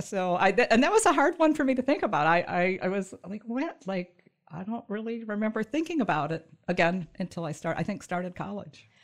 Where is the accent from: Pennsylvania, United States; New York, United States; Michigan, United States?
Michigan, United States; also born or lived in southern Indiana / northern Kentucky; I grew up in Michigan